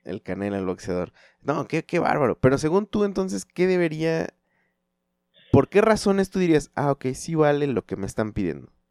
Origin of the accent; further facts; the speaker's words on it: Chalco, State of Mexico, Mexico; yo vengo de Chalco